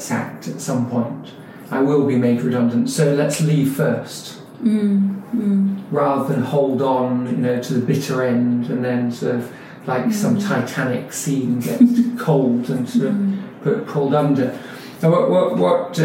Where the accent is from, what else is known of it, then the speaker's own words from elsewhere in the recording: London, United Kingdom; I was born in London, I was born in Muswell Hill, Whittington Hospital from Haringey. My life was standard British London life